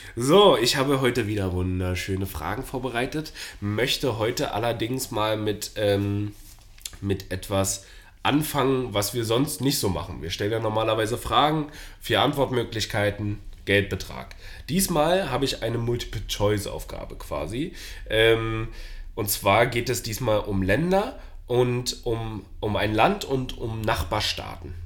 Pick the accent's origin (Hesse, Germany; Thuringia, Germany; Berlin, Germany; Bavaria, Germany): Berlin, Germany